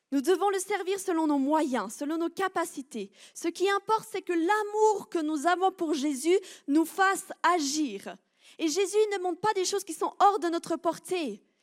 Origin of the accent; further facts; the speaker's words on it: Switzerland; je suis une bonne Suisse